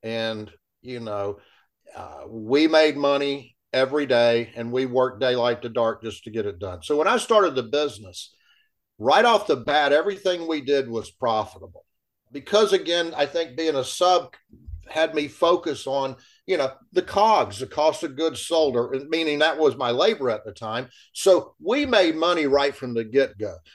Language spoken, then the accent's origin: English; Ocala, Florida, United States; I'm born and raised in Ocala